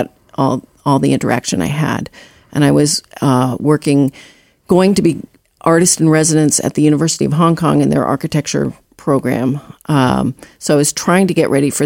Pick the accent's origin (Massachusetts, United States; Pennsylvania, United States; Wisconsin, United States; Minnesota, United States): Massachusetts, United States; Boston; moved away; also born or lived in New York; I was born in Boston. I couldn't wait to get out. I wanted to be in New York